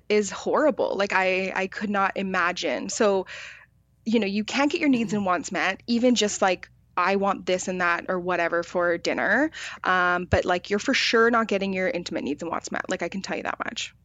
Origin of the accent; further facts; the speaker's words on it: Victoria, British Columbia, Canada; I grew up in Victoria